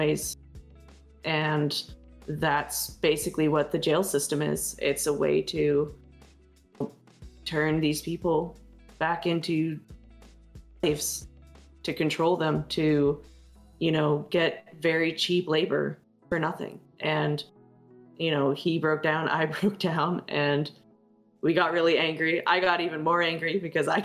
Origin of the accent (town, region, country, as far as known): United States; born or raised there